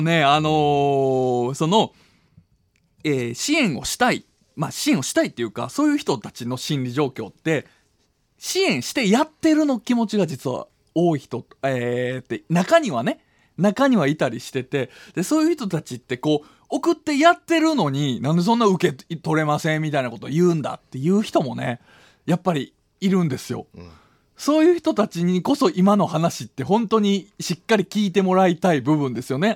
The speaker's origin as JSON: {"language": "Japanese", "region": "Wakayama", "country": "Japan", "tie": "born or raised there", "moved": "yes", "said": "僕は和歌山県出身なんですが"}